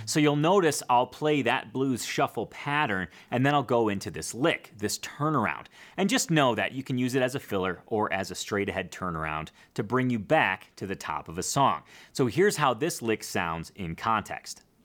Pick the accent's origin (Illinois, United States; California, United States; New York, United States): Illinois, United States; Schaumburg; where I grew up in Schaumburg, Illinois